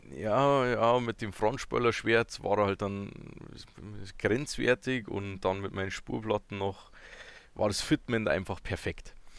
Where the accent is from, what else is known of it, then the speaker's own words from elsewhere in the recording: Bavaria, Germany; ich komme ja noch tiefer aus Bayern